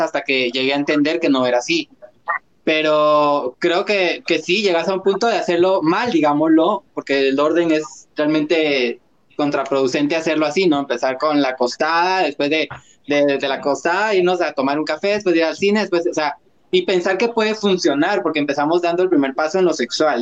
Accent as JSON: {"language": "Spanish", "country": "Guatemala", "said": "como guatemaltecos"}